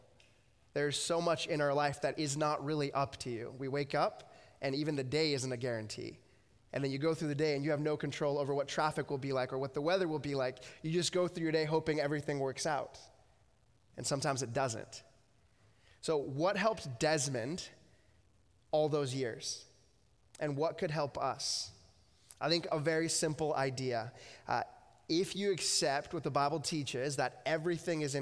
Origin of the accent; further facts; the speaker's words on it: United States; moved away as an adult; now in Abbotsford, Canada; I grew up in the States and then moved up here 9 years ago